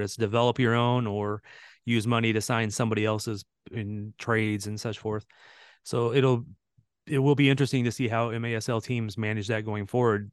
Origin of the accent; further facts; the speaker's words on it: St. Louis, Missouri, United States; I grew up in Saint Louis, and I actually played against some of those guys in youth soccer.